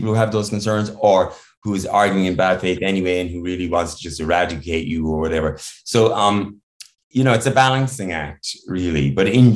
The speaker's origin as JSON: {"language": "English", "country": "Ireland", "tie": "born or raised there", "said": "I grew up in Ireland in the 70s"}